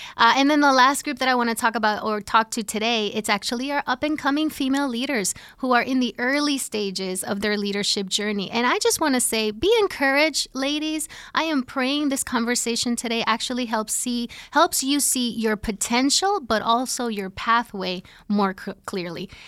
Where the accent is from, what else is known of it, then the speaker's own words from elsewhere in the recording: Puerto Rico; moved away as an adult; now in New Jersey, United States; I'm originally from Puerto Rico